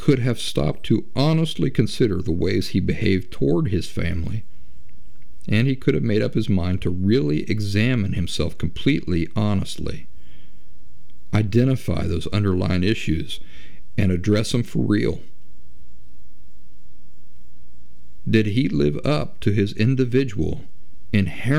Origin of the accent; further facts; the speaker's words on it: United States; I'm from the United States